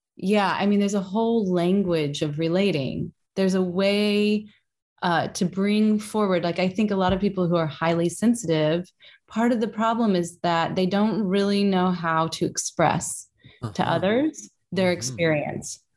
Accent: Kentucky, United States; Kentucky, which is my home state.

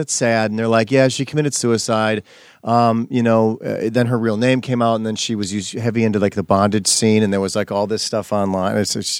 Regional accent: Wisconsin, United States; also born or lived in Illinois; now in Los Angeles, United States; I'm from Wisconsin. I grew up, was born in Illinois, had a neighborhood, moved to Wisconsin, had a neighborhood

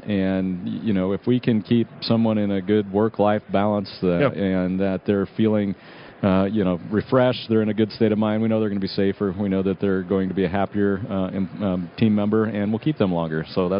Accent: Nebraska, United States; You know, our feeling is we're from Nebraska. It's a long state

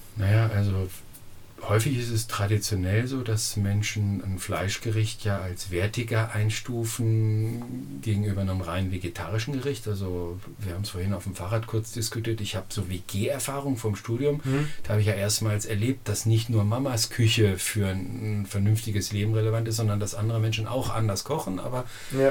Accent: Lower Saxony, Germany; now in Hüttenheim, Germany; ich komme aus Niedersachsen, von Sandböden mit 800 mm Niederschlag

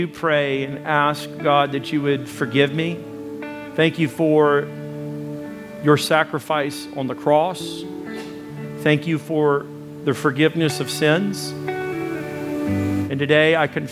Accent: United States; moved away; I come from Arkansas, Texas area

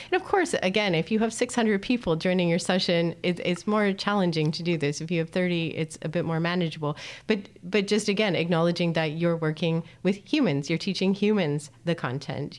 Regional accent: Canada; now in Netherlands; I come from Canada

